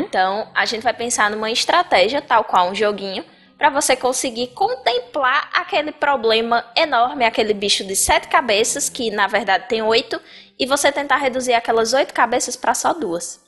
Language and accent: Portuguese; Bahia, Brazil; Eu sou baiana